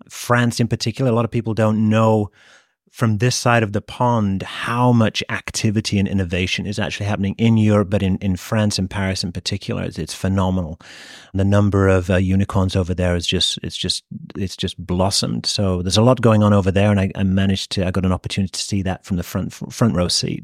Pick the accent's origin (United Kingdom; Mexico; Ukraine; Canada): United Kingdom; moved away as an adult; also born or lived in Japan; As you can probably tell from my accent, I'm, I'm from the U K originally. born, raised, and educated there, but never actually worked there